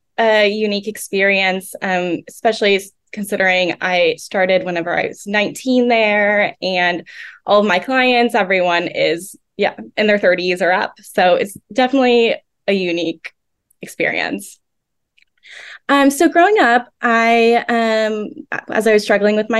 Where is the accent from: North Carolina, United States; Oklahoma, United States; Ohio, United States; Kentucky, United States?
Oklahoma, United States; I was born and raised in Oklahoma